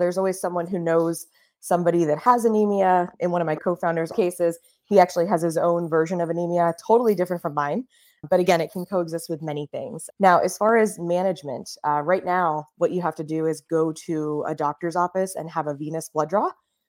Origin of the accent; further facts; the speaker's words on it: Miami, Florida, United States; So I grew up down south in Miami, Florida, in the United States.